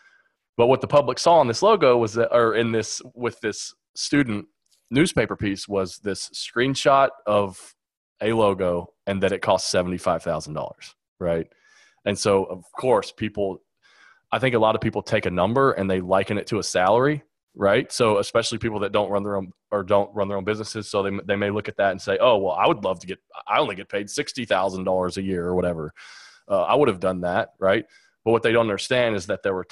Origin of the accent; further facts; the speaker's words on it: Lexington, Kentucky, United States; I'm from Lexington, Kentucky